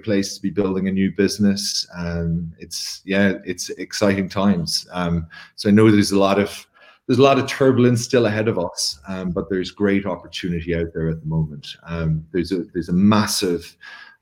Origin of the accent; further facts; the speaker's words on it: Ireland; I'm Irish in every way.